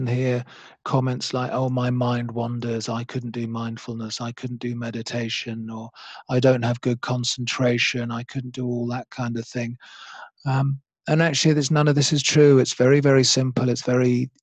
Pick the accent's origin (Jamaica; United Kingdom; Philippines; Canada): United Kingdom; Oxfordshire, South East England; moved away; also born or lived in London / Australia / New Zealand / Kenya; I'm from England, originally from a small village in Oxfordshire, but I've spent many years in London